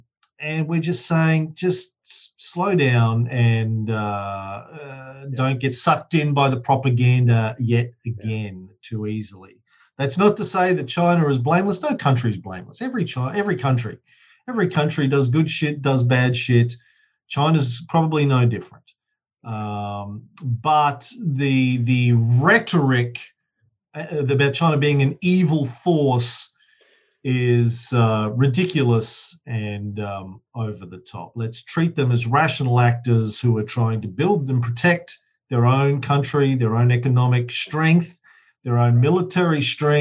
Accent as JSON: {"language": "English", "country": "Australia", "said": "I'm an Aussie"}